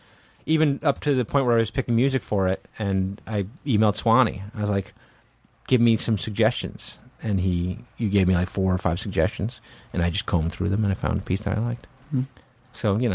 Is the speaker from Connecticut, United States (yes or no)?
yes; Connecticut, United States; I'm from Connecticut.